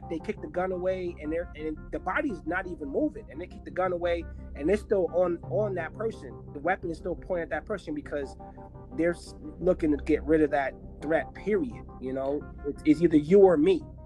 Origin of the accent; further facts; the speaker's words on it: New Jersey, United States; I'm also from New Jersey, not originally, but I, I most of my, like I would say, seventy percent of my life, I grew up in New Jersey